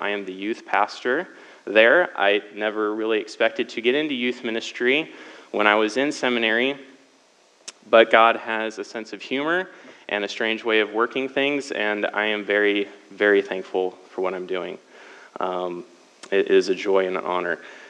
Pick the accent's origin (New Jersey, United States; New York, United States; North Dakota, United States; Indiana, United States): Indiana, United States; Lafayette; So I'm not originally from Cali. I would consider myself mostly from the Midwest. My family moved around a lot because my dad was in the Army. However, he retired from that. We settled in Lafayette, Indiana, when I was 11.